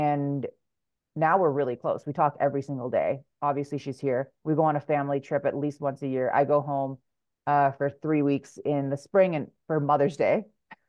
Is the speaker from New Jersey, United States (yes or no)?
no; Hawaii, United States; So when I come home to Hawaii now, I get up at about 3:30 in the morning, and then I work through the day, and then I have the afternoon with my family.